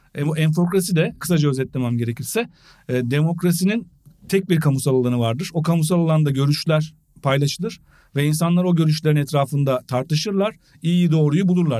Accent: Eskişehir, Turkey; ben Eskişehirliyim

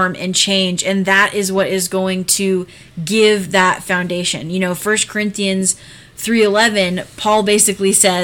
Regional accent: United States; as American Christians, as Western Christians

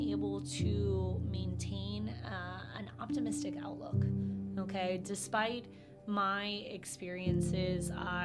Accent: Inglis, Florida, United States; also born or lived in Ocala, Florida; I'm actually from Inglis, Florida, okay. Which makes Ocala look like the big city. I definitely thought of this as a big city growing up. Born and raised

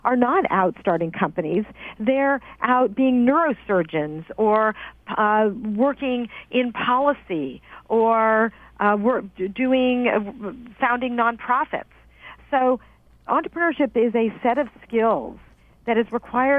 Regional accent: New Jersey, United States; moved away as an adult; now in California, United States; I grew up on the East Coast, and in New Jersey

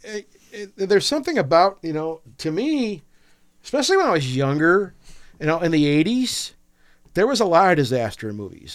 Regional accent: Michigan, United States; we're all from Michigan

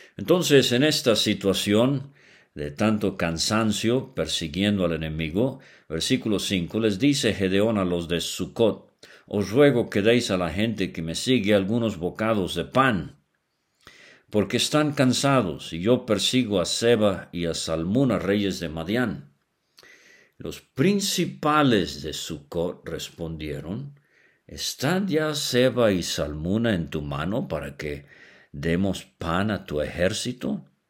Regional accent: Venezuela; cuando era niño allá en Venezuela

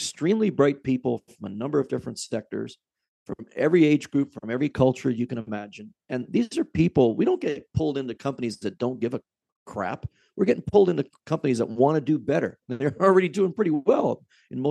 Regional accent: Canada; also born or lived in Lake Ontario; as a Canadian

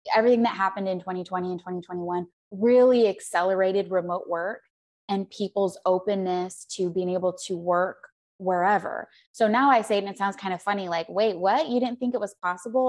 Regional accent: Arizona, United States; moved away; also born or lived in Scottsdale; I'm from Arizona

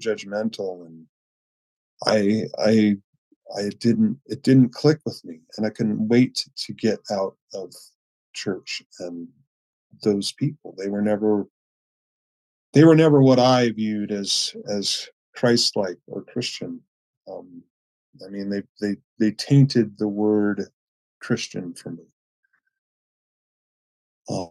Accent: Chico, California, United States; I grew up in Northern California, so Chico

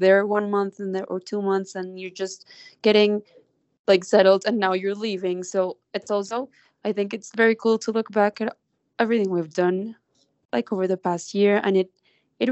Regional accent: Colombia; also born or lived in New York; now I'm back in Colombia

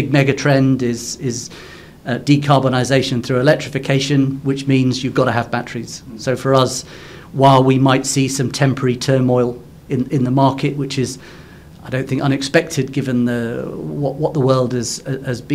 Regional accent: Cornwall, South West England, United Kingdom; I'm Cornish. So in the UK, I live in the mining district in Cornwall.

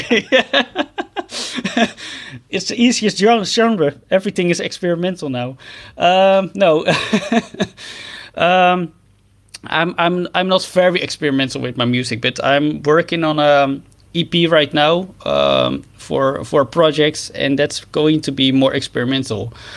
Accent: Netherlands; I'm a musician from the Netherlands

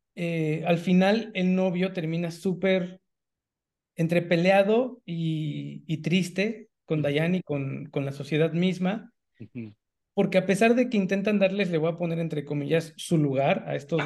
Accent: Mexico City, Mexico; moved away; yo vengo de la Ciudad de México, que es la ciudad más grande del país, y luego me fui a vivir a un par de estados más.

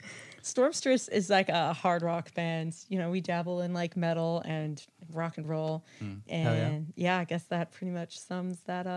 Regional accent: Michigan, United States; born or raised there; moved away as an adult; also born or lived in Poland / Florida / Boston; now in Massachusetts, United States

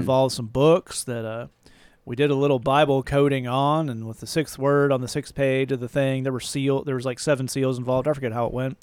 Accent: the South, United States; moved away; I'm from the South

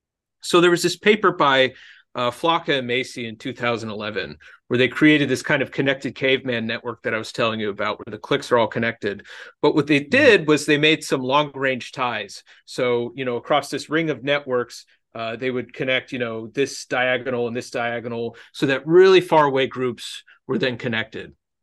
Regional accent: Genoa, Liguria, Italy; no, I'm polarized because you know, I'm Italian, and specifically I'm from Genoa, you know.

